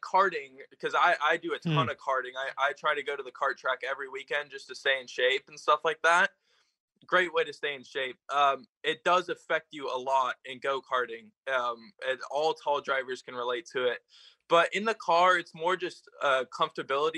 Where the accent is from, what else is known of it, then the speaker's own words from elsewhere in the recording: Morgan Hill, California, United States; I was born in Morgan Hill, California. I've been here all my life.